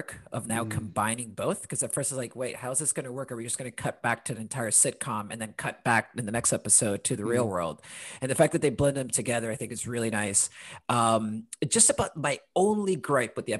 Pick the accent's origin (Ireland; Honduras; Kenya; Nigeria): Honduras; also born or lived in London; now in Portland, United States; I'm originally from Honduras, but lived in London for a while where I met Tom, and currently living in Portland